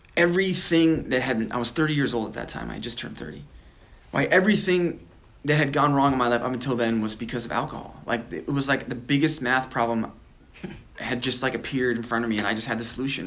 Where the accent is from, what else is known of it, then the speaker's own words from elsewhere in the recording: Nebraska, United States; I grew up in Nebraska